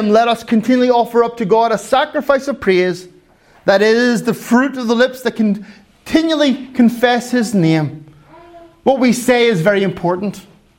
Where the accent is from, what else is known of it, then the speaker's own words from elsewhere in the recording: Finland; Well, Kyle, I'm from Finland and we're very quiet. We're not like, woohoo! We're like, woo.